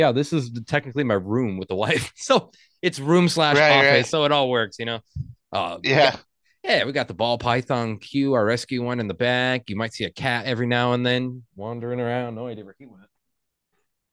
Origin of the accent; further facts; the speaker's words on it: Aurora, Illinois, United States; moved away as an adult; also born or lived in DeKalb, Illinois / Sycamore, Illinois; now in Phoenix, United States; Born and raised in Illinois for almost 20 years